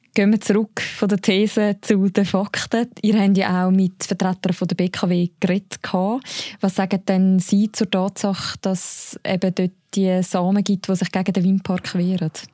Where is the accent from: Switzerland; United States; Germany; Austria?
Switzerland; bei uns in der Schweiz